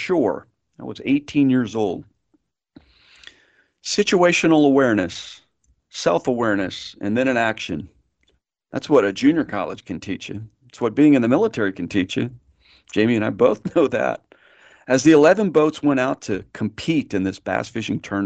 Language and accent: English; San Antonio, Texas, United States; also born or lived in Austin, Texas; As a young boy growing up in San Antonio, my grandfather was a welder